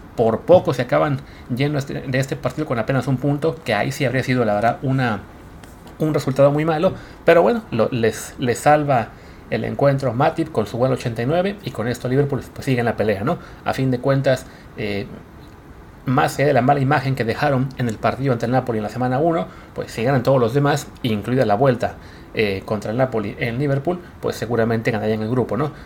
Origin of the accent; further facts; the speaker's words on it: Mexico; como mexicanos